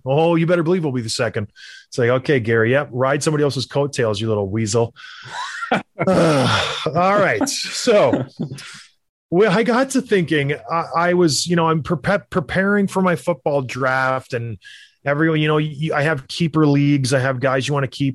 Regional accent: across the river from Buffalo, Ontario, Canada; I'm from the Buffalo area. I grew up right across the river. We would go to Buffalo all the time as kids

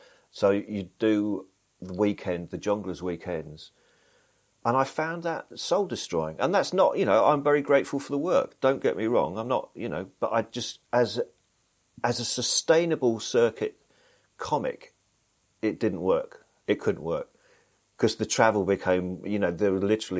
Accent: Blackburn, North West England, United Kingdom; born there; because I'm actually from the North. I don't have the accent. I was born in Blackburn, which is not far from Manchester.

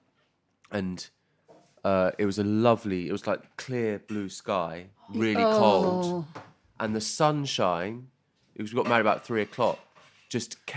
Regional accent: Chichester, South East England, United Kingdom; also born or lived in Brighton / London; I'm from Chichester

